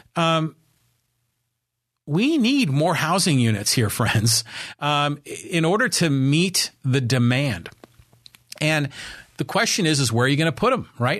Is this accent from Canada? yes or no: no; Poway, California, United States; I live in the city of Poway and I talk about my hometown